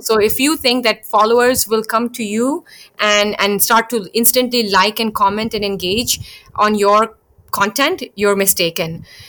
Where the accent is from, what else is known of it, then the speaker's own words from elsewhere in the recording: Bangkok, Thailand; also born or lived in India; I was born in India, but I spent my entire childhood growing up in Bangkok